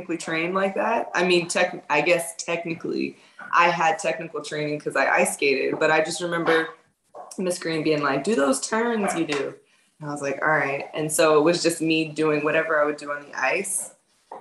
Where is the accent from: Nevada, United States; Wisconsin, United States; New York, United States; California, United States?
California, United States; the Bay; born or raised there; also born or lived in France / Los Angeles